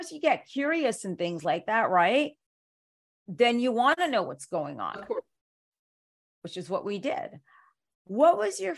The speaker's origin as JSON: {"language": "English", "region": "New York", "country": "United States", "said": "I'm from New York originally"}